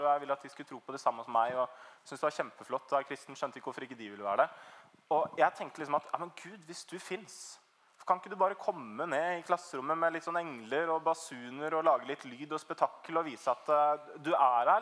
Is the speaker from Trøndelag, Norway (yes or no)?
no; Trøgstad, Østfold, Norway; moved away as an adult; Jeg kommer egentlig fra Trøgstad. Det er liksom ute på bondelandet i Østfold